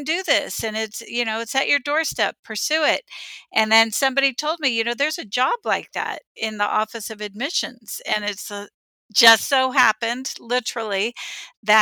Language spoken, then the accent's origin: English; San Diego, California, United States; also born or lived in Santa Barbara, California; I grew up in San Diego, California, first generation student